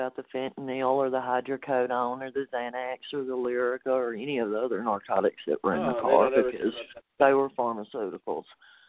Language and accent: English; Mississippi, United States; moved away as an adult; now in Colorado, United States; I've been fighting for legalization in my home state now, and that's my next goal, is to bring it to Mississippi. And I'm dealing with the Bible Belt down there